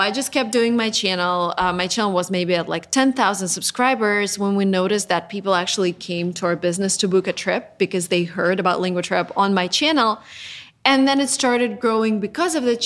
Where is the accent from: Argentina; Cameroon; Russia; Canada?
Russia; I'm originally from Russia